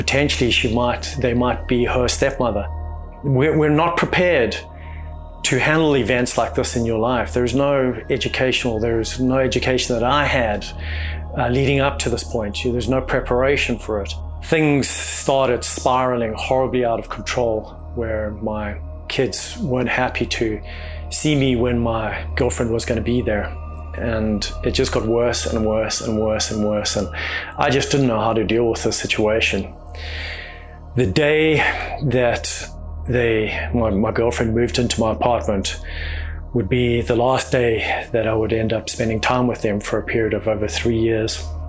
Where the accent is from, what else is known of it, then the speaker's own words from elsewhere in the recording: Pietermaritzburg, KwaZulu-Natal, South Africa; Tony, I grew up in South Africa, is where I was born, in a tiny little town called Pietermaritzburg.